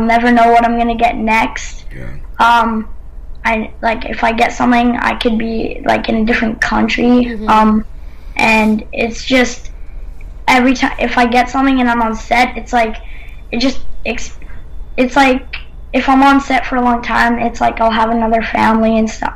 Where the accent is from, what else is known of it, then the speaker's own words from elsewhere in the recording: Canada; I'm Canadian.